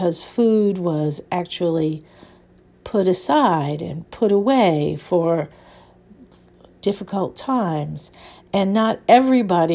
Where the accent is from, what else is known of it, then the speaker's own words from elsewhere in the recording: New Orleans, Louisiana, United States; I grew up in New Orleans, where there is a very, very strong food culture.